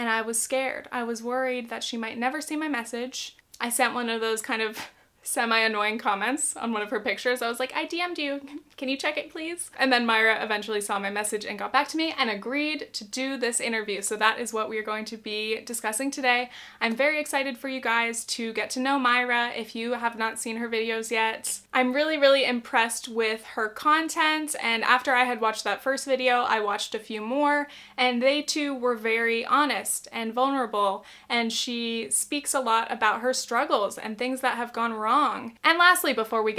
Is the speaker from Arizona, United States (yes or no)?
yes; Arizona, United States; I am from Arizona. Turquoise reminds me of my grandma, it reminds me of home, it reminds me of the desert